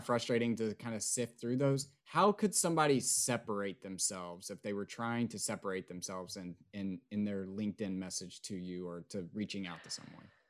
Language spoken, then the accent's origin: English; East Tennessee, United States; also born or lived in Nashville, Tennessee / Austin, Texas; being from East Tennessee and growing up in East Tennessee and living in Nashville for so long